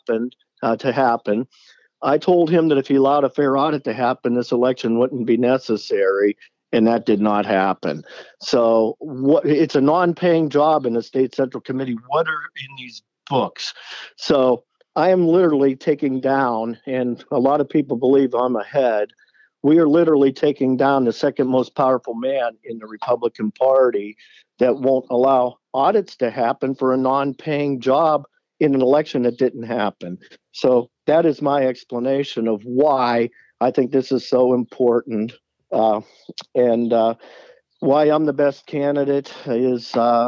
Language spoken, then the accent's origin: English; Youngstown, Ohio, United States; I'm from Youngstown, Mahoning County